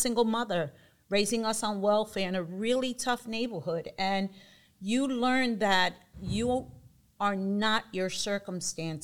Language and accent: English; New York City, New York, United States; now in Vineland, United States; I'm originally from Bushwick, born and raised